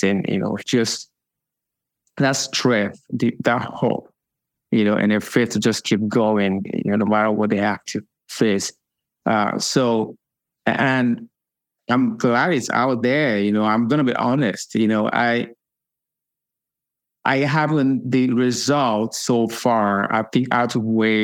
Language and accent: English; Lagos, Nigeria; now in United States; I was born in Lagos, and I was raised in Lagos